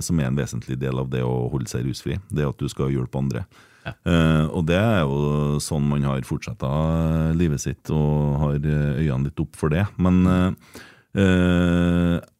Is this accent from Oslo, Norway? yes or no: no; Trøndelag, Norway; Som trønder